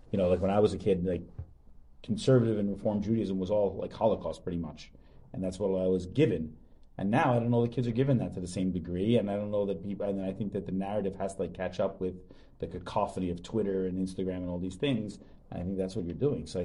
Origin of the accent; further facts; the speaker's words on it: Long Island, New York, United States; Like I grew up in Long Island, didn't know there was anything like this really on Long